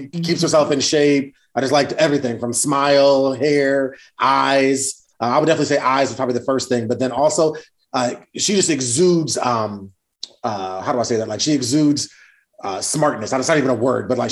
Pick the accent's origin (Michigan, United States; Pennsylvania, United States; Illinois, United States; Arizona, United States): Michigan, United States; East Lansing; we grew up in East Lansing, Michigan